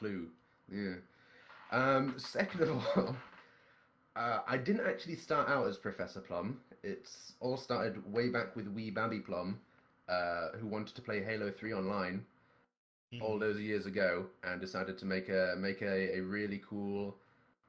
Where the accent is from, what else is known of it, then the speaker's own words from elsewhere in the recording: Scotland, United Kingdom; I'm Scottish